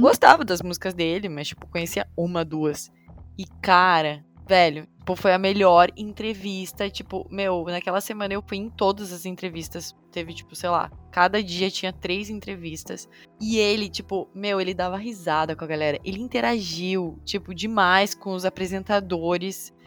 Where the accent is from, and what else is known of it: Brazil; now in United States